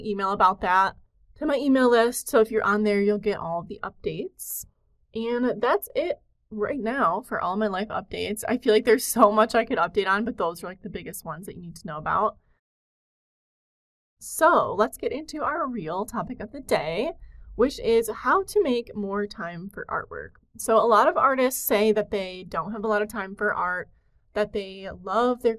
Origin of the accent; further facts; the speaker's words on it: Detroit, Michigan, United States; now in Michigan, United States; I grew up in the Detroit area, which is a very urban area